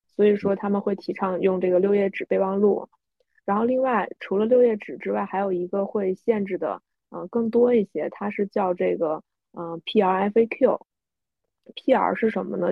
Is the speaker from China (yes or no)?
yes; China; 我们中国人